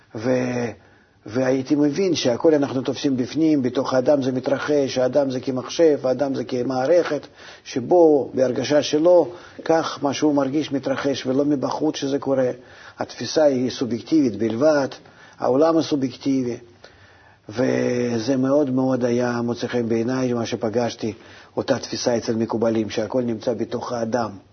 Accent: Russia; moved away as an adult; now in Israel; גם ברוסיה, אתה מבין? מאיפה שבאתי

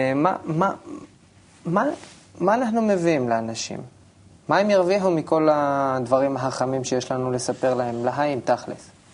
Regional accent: Elyashiv, Central District, Israel; now in Kfar Saba, Israel; אני נולדתי במושב בעמק חפר, מושב אלישיב

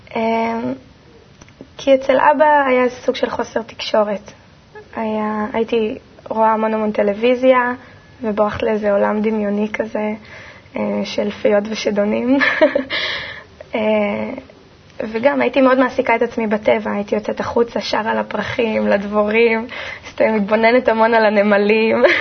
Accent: Kfar Saba, Central District, Israel; also born or lived in Haifa / Karmiel; בגיל שנתיים וחצי בערך עברתי עם ההורים לגור בכפר סבא, ושם בעצם מבחינתי הכל התחיל

